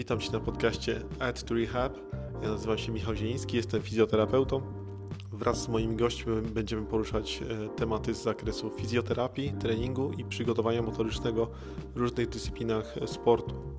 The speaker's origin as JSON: {"language": "Polish", "town": "Oświęcim", "region": "Lesser Poland", "country": "Poland", "said": "pochodzę z Oświęcimia, także to e, każdy z nas, który mieszka w Oświęcimiu"}